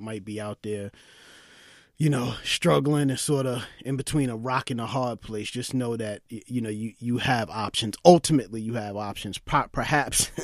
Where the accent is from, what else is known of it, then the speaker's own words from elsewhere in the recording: New York City, New York, United States; growing up in East New York, Brooklyn, during the height of the crack era